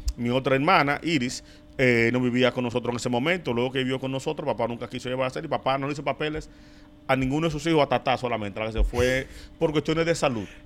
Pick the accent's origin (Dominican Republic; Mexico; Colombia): Dominican Republic; Santo Domingo, Distrito Nacional; yo nací, me crié aquí. Yo me mudé de Villas Consuelo en el 2009